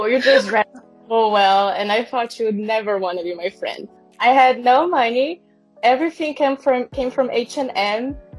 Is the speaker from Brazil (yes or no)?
yes; South Region, Brazil; moved away as an adult; now in Hamburg, Germany; I'm living in Germany for almost 3 years now. I come from Brazil, come from the south of Brazil. And yeah, I've been living in Hamburg this whole time.